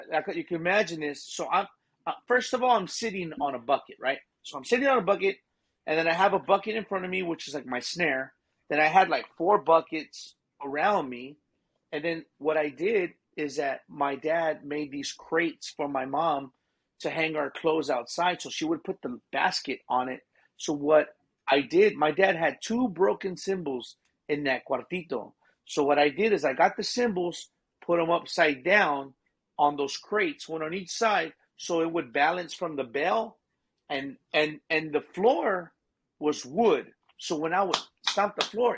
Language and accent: English; Seguin, Texas, United States; Born and raised in Seguin, Texas.